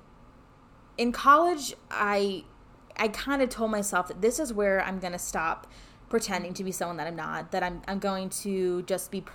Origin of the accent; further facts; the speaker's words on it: California, United States; moved away as an adult; I'm from California